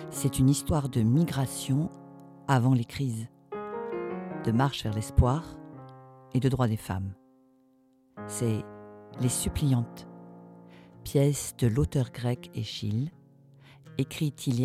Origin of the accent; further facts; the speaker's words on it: Marseille, Provence-Alpes-Côte d'Azur, France; born there; Je suis né à Marseille.